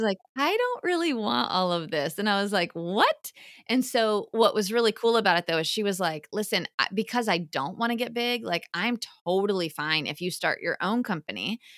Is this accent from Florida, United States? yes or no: yes; Orlando, Florida, United States; I grew up in Orlando. And so um, UCF is our big school here, right in town